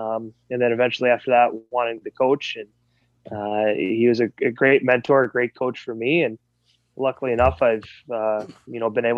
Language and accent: English; Iowa, United States; also born or lived in Buffalo, New York; I was born in Buffalo, New York, was there until we moved to Iowa when I was six.